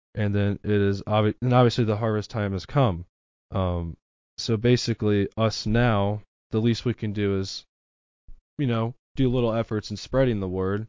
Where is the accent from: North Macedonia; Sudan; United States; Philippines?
United States; Saint Louis County, Missouri; also born or lived in Labadie, Missouri; now in Cape Girardeau, United States; I pretty much lived my entire life in the Saint Louis County area